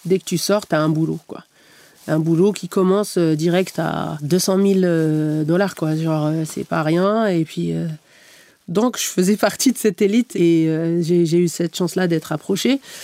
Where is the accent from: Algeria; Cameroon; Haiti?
Algeria; moved away; also born or lived in Canada; je suis née, j'ai grandi en Algérie